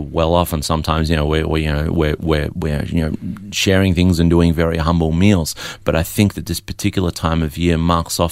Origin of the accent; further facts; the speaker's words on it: Melbourne, Victoria, Australia; also born or lived in Adelaide; I was born in Adelaide but raised in Melbourne